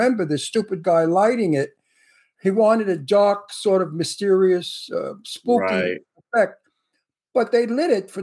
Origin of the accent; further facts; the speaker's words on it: New York City, New York, United States; accent: Brooklyn; moved away as an adult; now in Los Angeles, United States; I come from Brooklyn